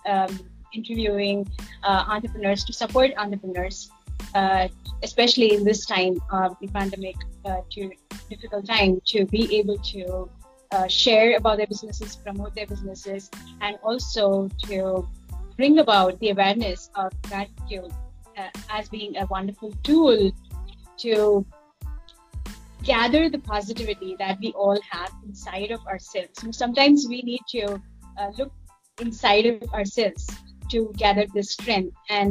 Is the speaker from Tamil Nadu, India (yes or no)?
no; Mumbai, Maharashtra, India; moved away as an adult; also born or lived in United States; I was born and brought up in Mumbai, and I built my business also here